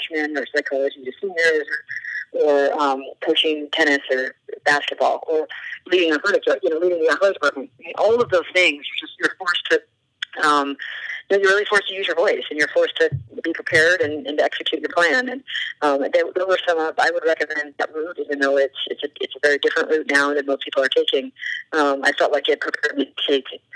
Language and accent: English; New Hampshire, United States; moved away as an adult; now in North Carolina, United States; being from New Hampshire